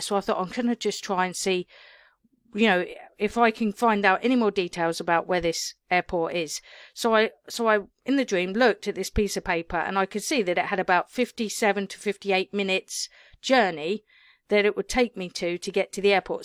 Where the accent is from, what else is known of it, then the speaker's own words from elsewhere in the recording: England, United Kingdom; me being British